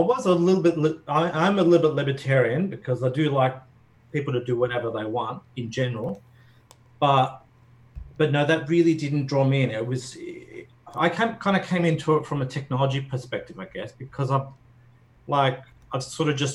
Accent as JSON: {"language": "English", "country": "Australia", "said": "I'm Australian"}